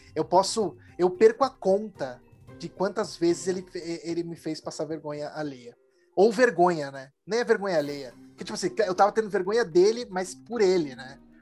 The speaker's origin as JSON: {"language": "Portuguese", "region": "São Paulo", "country": "Brazil", "said": "Eu, que sou de São Paulo"}